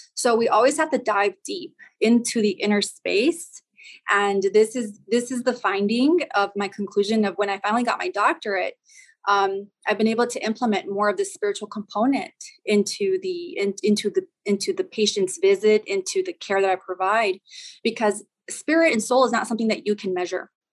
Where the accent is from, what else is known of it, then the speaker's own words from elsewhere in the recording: El Paso, Texas, United States; I'm originally from the Southwest. I'm from El Paso, Texas.